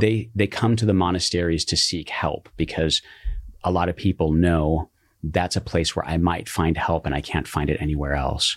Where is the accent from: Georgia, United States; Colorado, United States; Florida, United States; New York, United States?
Colorado, United States; now in Silverado Canyon, United States; I grew up in Colorado